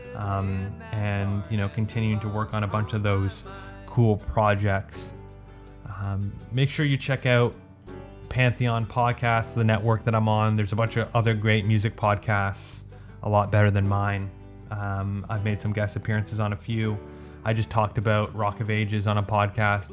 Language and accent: English; Canada; I'm Canadian, but I don't speak French that well.